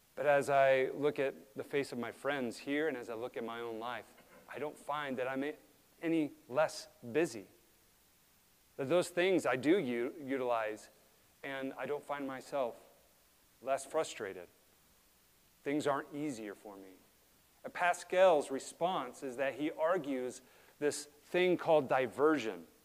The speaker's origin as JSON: {"language": "English", "region": "Alaska", "country": "United States", "tie": "born or raised there", "said": "We grew up in Alaska"}